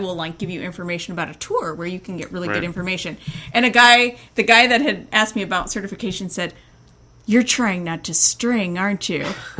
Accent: Indiana, United States; accent: Hoosier; now in Minnesota, United States; That, and I'm not even originally from Minnesota. I'm from Indiana.

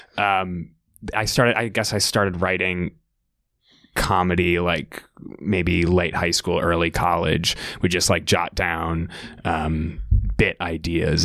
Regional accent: Winnetka, Illinois, United States; moved away as an adult; also born or lived in Gambier, Ohio; now in New York, United States; I'm from Winnetka, Illinois

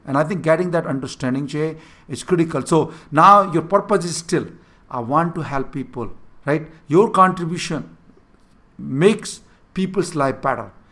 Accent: India; first language Hindi; English is a second language; moved away; growing up in a small village, not having a proper education, I could not even able to speak in English

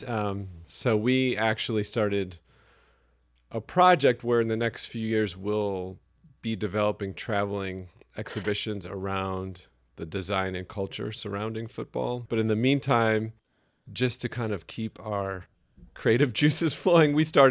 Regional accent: New York, United States; accent: New York; That's my New York accent

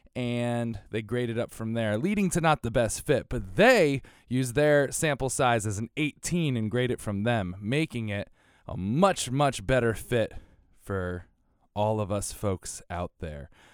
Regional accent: New York City, New York, United States; being a New Yorker

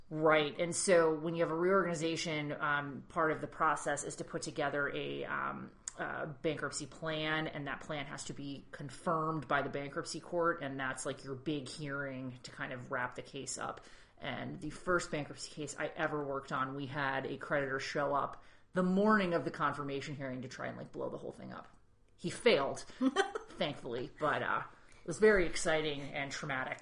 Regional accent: New England, United States; being from New England, like we have a lot of personal space

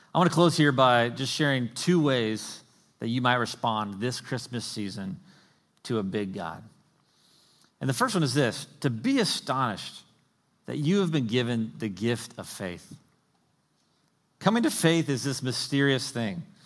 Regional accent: the South, United States; I grew up in the South

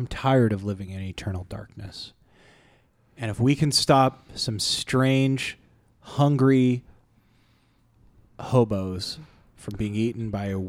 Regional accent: Canada; Yeah, no, I'm fine being in front because I'm Canadian.

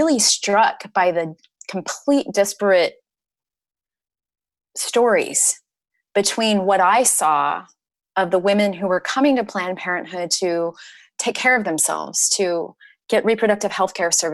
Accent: Nebraska, United States; when I was a kid, I grew up in Nebraska.

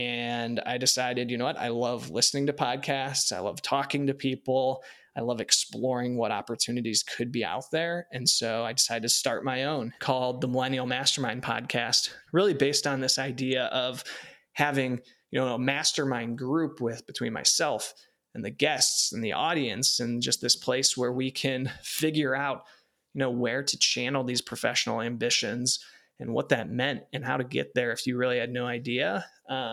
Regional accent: Warren, Ohio, United States; I grew up in Northeast Ohio in Warren outside of Youngstown

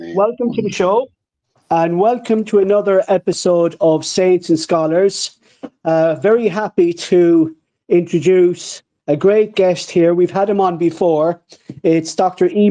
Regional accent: Ireland; as an Irishman

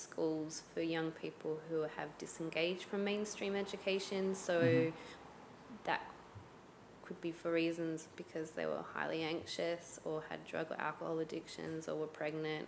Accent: Australia; growing up in Australia

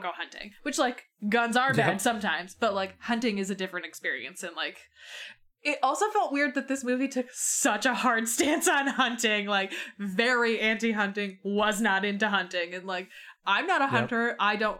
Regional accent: Chicago, Illinois, United States; I'm from Chicago and I don't like hunting.

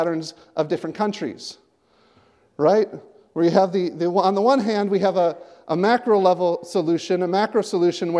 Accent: United States; now in Canada; As an American

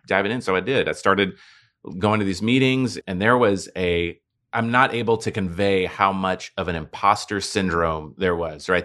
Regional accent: Dallas, Texas, United States; now in Houston, United States; I was born and raised in Dallas

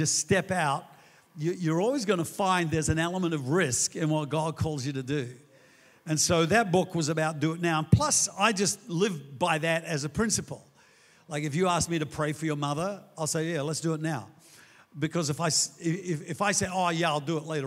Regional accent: Australia; all the great things that make us Australians here

